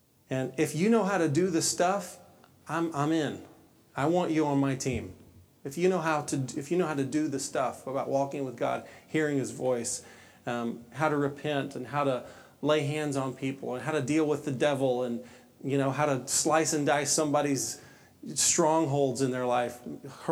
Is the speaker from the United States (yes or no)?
yes; Texas, United States; I grew up in Southern Baptist world in Texas